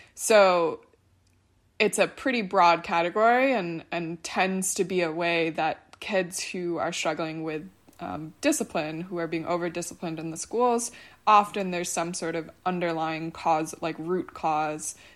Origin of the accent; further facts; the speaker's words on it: Buffalo, New York, United States; moved away; both of whom are back in my hometown of Buffalo